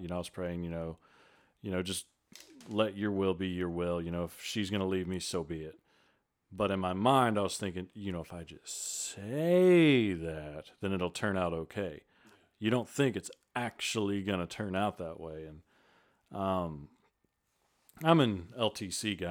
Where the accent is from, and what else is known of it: Vidor, Texas, United States; born or raised there; also born or lived in Beaumont, Texas